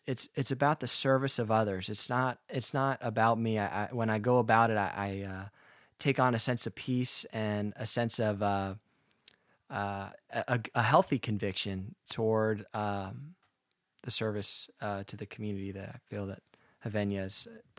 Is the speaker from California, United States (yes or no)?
yes; Alamo, California, United States; I'm from the East Bay of San Francisco. I grew up in a town called Alamo, and one of my hobbies growing up, I was a golfer.